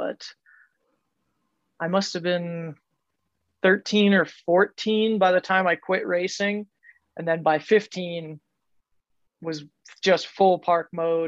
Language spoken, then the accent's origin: English; central Pennsylvania, United States; I grew up in Pennsylvania, central PA, like Amish farmland